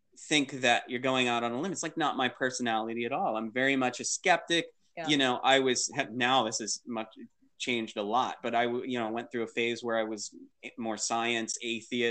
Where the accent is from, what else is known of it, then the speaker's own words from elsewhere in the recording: Torrance, California, United States; I was born in Torrance, California. I'm a Southern California baby